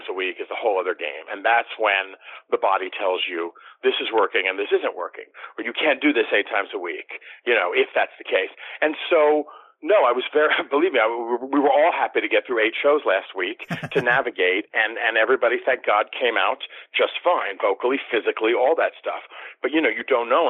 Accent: Washington, District of Columbia, United States; moved away; I got to go back to my hometown of D.C. for the first time and work professionally

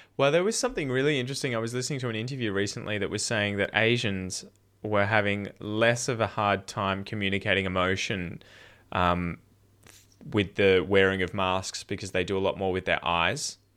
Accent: Dandenong Ranges, outside Melbourne, Victoria, Australia; I grew up originally in the Dandenong Ranges, the mountains outside Melbourne, and then at about nine years old, we moved down the coast

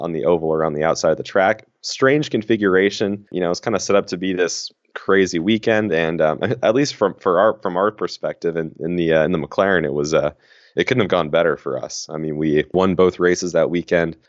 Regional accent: Danville, California, United States; moved away as an adult; now in Ohio, United States; my hometown, uh, there's a, a huge caravan each year, the Danville de Elegance

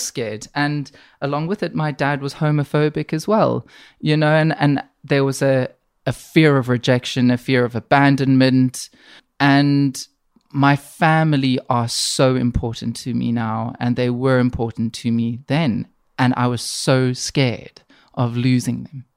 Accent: South Africa; also born or lived in Middle East; now in Manchester, United Kingdom; I grew up in South Africa.

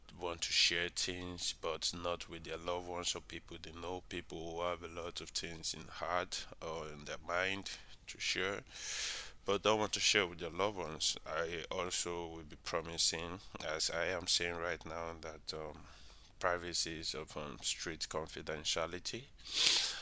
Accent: Nigeria; I'm from Nigeria.

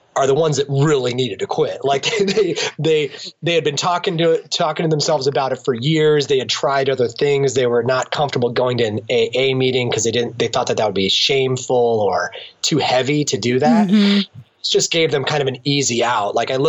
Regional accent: Akron, Ohio, United States; here in my hometown in Akron

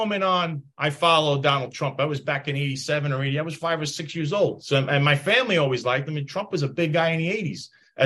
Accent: New York City, New York, United States; moved away as an adult; also born or lived in Bay Ridge, Brooklyn; now in Florida, United States; I grew up in Bensonhurst. I live in Florida now.

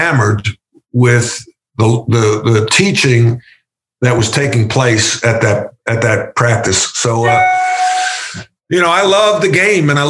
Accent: East Meadow, New York, United States; moved away as an adult; also born or lived in North Carolina / Notre Dame; now in Charlotte, United States; I was blessed growing up on Long Island

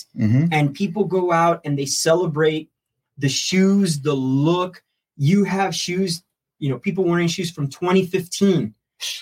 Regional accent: Harlingen, Texas, United States; moved away as an adult; now in Weslaco, United States; I'm originally from Harlingen.

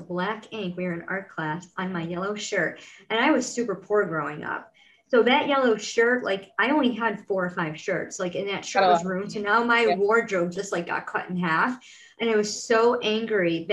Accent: Rochester, New York, United States; in my hometown, I live in upstate New York, in Rochester, New York, and I live in a town called Grace

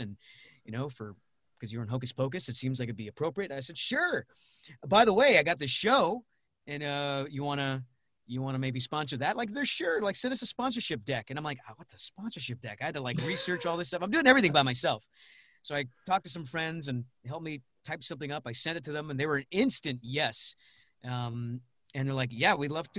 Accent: Rhode Island, United States; moved away; also born or lived in Pittsburgh; I'm from Rhode Island originally. I grew up there, lived in Pittsburgh for a couple of years

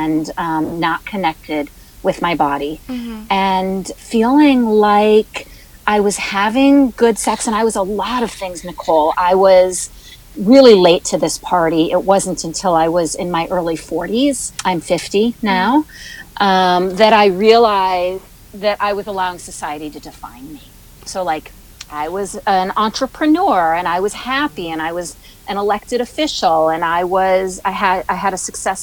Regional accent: Buffalo, New York, United States; I am originally from Buffalo, New York.

